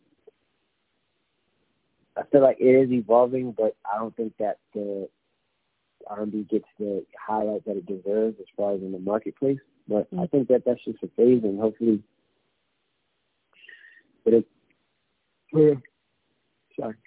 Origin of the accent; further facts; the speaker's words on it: Baltimore, Maryland, United States; Growing up in Baltimore